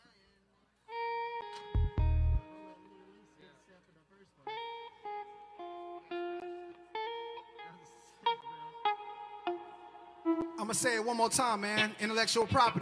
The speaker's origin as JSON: {"language": "English", "town": "Tulsa", "region": "Oklahoma", "country": "United States", "said": "I'm from Tulsa, Oklahoma. North Tulsa to be exact."}